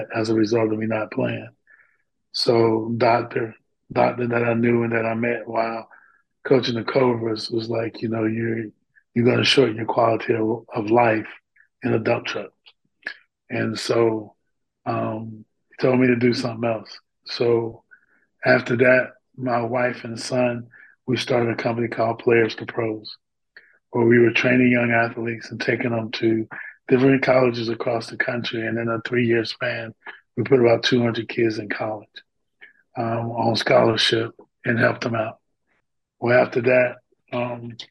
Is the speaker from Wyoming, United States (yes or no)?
no; North Carolina, United States; moved away as an adult; Moved back to my hometown, which is North Carolina